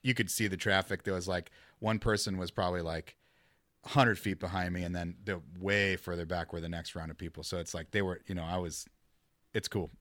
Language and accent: English; Midwest, United States; moved away; I'm from the Midwest